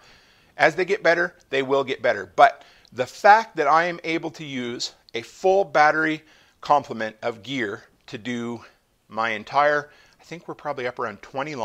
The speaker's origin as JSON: {"language": "English", "country": "Canada", "said": "the silly Canadian that I am"}